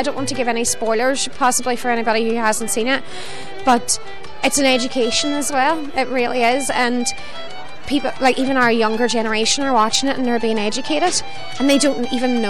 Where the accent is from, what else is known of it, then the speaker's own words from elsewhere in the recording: Derry, Northern Ireland, United Kingdom; accent: Derry; I mean, I'm from Derry myself, and I remember watching the first episode being all, wait, what did they just say?